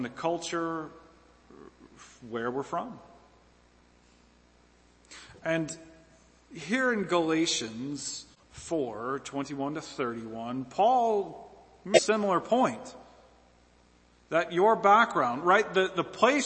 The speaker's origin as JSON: {"language": "English", "region": "American Southeast", "country": "United States", "said": "I'm from the Southeast, right? The American Southeast."}